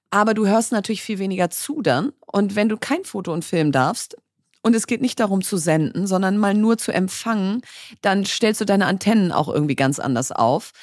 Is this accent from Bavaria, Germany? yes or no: no; Berlin, Germany; ich bin Berlinerin